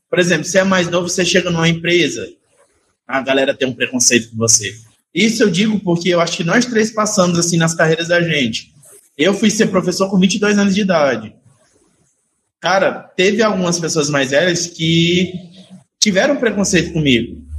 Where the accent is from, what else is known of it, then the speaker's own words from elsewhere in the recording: São Paulo, Brazil; born there; now in Canindé, Brazil; Eu sou filho de pais cearenses, eu nasci em São Paulo, eu vi o que acontecia com os meus pais lá.